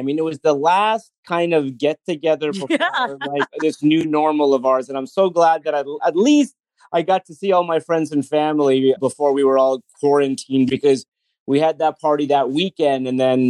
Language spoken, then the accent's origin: English; Los Angeles, California, United States; You know, I grew up in Los Angeles